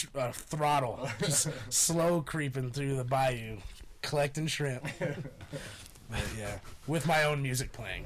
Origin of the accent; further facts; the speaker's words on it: Chicago, Illinois, United States; moved away as an adult; now in Fort Collins, United States; I'm from Chicago